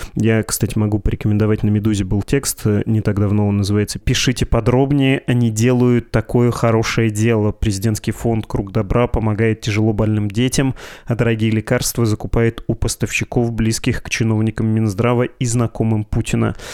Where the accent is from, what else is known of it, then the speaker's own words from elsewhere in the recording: Yekaterinburg, Sverdlovsk Oblast, Russia; moved away; Я из Екатеринбурга